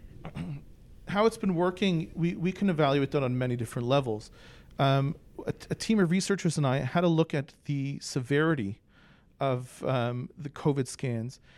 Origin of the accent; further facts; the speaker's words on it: Toronto, Ontario, Canada; also born or lived in Philadelphia suburbs; now in Philadelphia, United States; I was born in Toronto